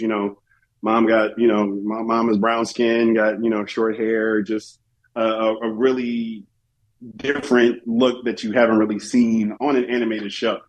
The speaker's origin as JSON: {"language": "English", "town": "Chicago", "region": "Illinois", "country": "United States", "tie": "born or raised there", "said": "growing up in Chicago"}